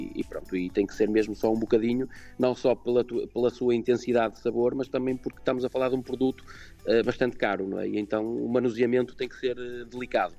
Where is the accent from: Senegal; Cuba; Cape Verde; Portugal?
Portugal; aquilo que somos nós como portugueses